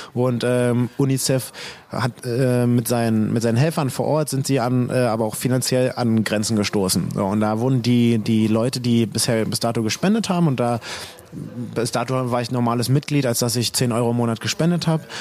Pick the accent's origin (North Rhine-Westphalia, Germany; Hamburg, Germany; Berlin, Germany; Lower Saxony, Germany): Berlin, Germany; Ich bin in Berlin groß geworden